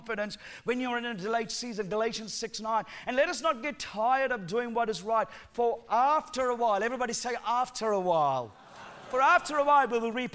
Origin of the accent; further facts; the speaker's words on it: Sri Lanka; accent: Sri Lankan accent mixed with New Zealand; moved away as an adult; now in New Zealand; I'm originally from Sri Lanka, lived there for the first 17 years of my life.